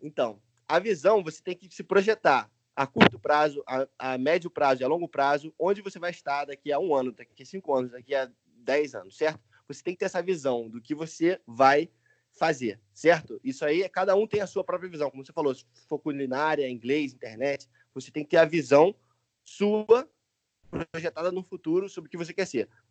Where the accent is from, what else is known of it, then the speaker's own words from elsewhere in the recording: Niterói, Rio de Janeiro, Brazil; moved away as an adult; also born or lived in United States / England; now in Spain; eu nasci em Niterói, no Rio de Janeiro. Quando eu fiz 18 anos, eu fui morar nos Estados Unidos